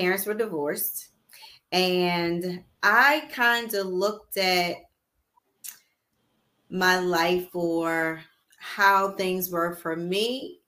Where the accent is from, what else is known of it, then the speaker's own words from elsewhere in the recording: Baltimore, Maryland, United States; I was raised in Baltimore City